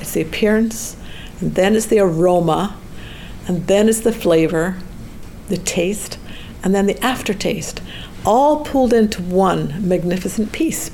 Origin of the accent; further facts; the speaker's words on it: Scotland, United Kingdom; moved away as an adult; also born or lived in Edinburgh, Scotland; now in United States; I grew up in Scotland